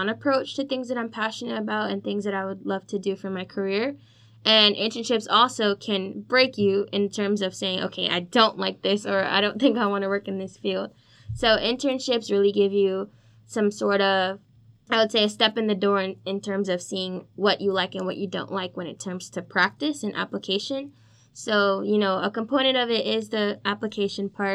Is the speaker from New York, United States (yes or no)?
yes; New York City, New York, United States; I'm a New York native, so I'm from the Bronx, New York